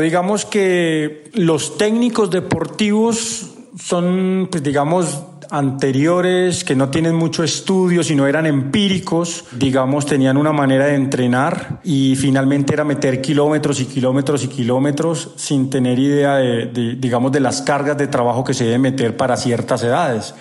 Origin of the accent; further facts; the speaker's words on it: Paipa, Boyacá, Colombia; moved away as an adult; now in Antioquia, Colombia; Yo vivo en Antioquia, pero soy de Paipa, Boyacá. Llevo viviendo en Antioquia 18 años